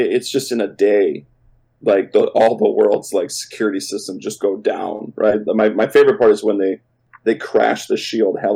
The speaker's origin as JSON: {"language": "English", "region": "Minnesota", "country": "United States", "said": "as a Minnesotan"}